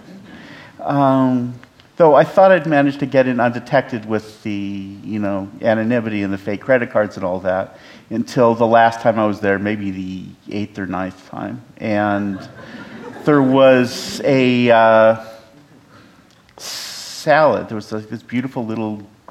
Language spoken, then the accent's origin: English; California, United States; I'm from California